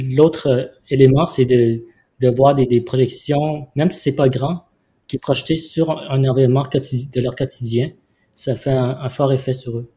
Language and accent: French; Vietnam; now in Montreal, Canada; je suis né au Vietnam. Et Montréal, c'est ma ville d'accueil